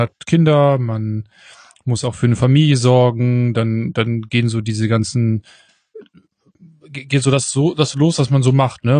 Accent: Northern Germany, Germany; accent: nordischer Zungenschlag (northern German); du hast so einen nordischen, so einen nordischen Zungenschlag drauf

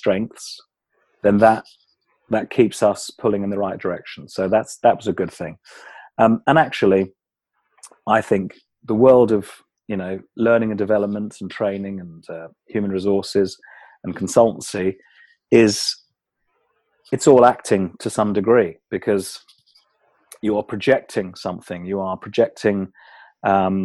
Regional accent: Kent, South East England, United Kingdom; I grew up in England, in the county of Kent, which is just south of London. And I still live in Kent now

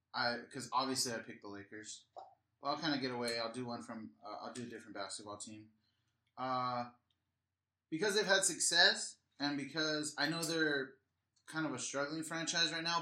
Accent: La Mirada, California, United States; I'm from L- from LA. I grew up with LA lifestyle.

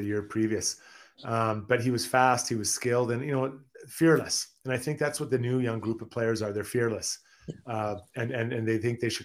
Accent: Edmonton, Alberta, Canada; I'm from Edmonton

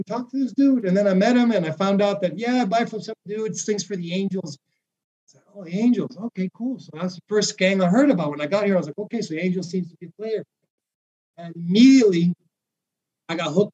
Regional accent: Mexico; now in Vancouver, Canada; I'm from Mexico

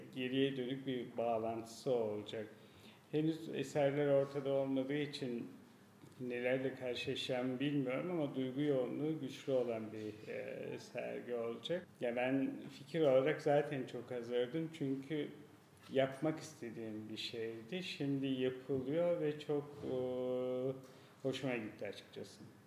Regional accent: Gölbaşı, Turkey; also born or lived in Gaziantep / Izmir / Frankfurt; now in Istanbul, Turkey; Birisi doğduğum yer Gölbaşı.

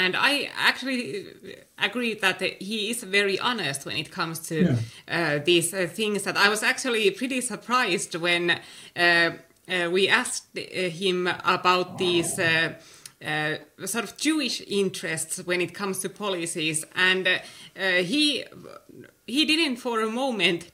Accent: Oulu, North Ostrobothnia, Finland; the University of Oulu, which is my hometown

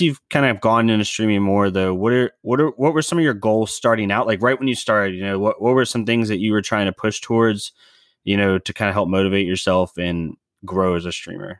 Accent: United States; as an American

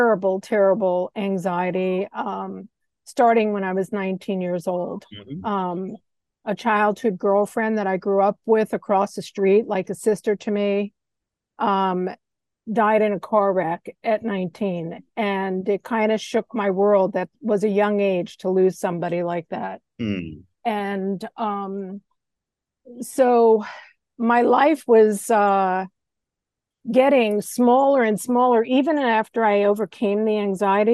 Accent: Long Island, New York, United States; also born or lived in Kansas City; now in Hawaii, United States; I grew up on Long Island in New York, which is just a series of little towns.

